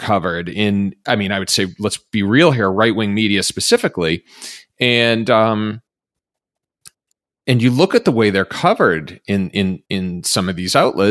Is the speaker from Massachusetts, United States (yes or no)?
yes; Massachusetts, United States; where I grew up in Massachusetts